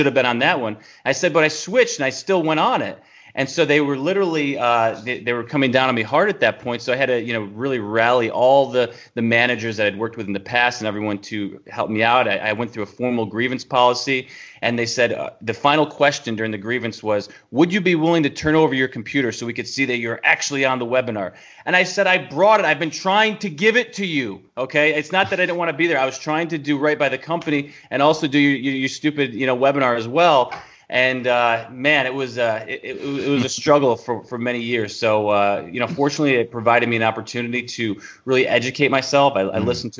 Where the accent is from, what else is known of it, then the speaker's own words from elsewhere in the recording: New York, United States; moved away as an adult; now in Tennessee, United States; we're from New York, moving into Tennessee, which is in the South